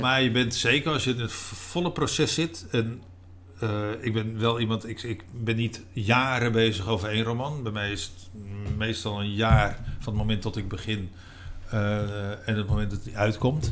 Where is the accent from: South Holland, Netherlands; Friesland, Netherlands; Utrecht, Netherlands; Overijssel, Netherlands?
Utrecht, Netherlands; moved away as an adult; also born or lived in Rotterdam / Spain; Ik kom uit Utrecht, heb in Rotterdam gewoond en daarna in Spanje.